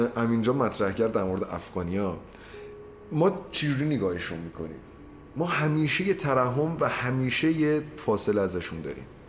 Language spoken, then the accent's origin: Persian; Iranian Azerbaijan, Iran; accent: Azeri; Persian is a second language; آذریم و از بچگی لحجهش خیلی شریفی داشتم